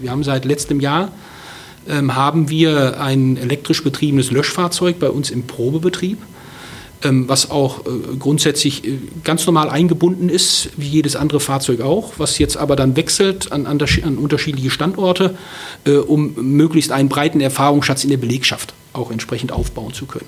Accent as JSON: {"language": "German", "area": "Ruhr area", "region": "North Rhine-Westphalia", "country": "Germany", "tie": "born or raised there", "moved": "yes", "lives_now": "Berlin, Germany", "said": "ich bin viele Jahre im Pott groß geworden"}